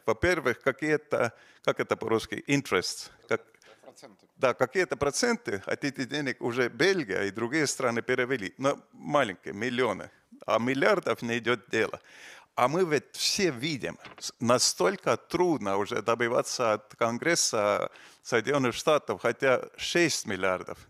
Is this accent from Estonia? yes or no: yes; Estonia; мы из Эстонии, из, из, из э, балтийских стран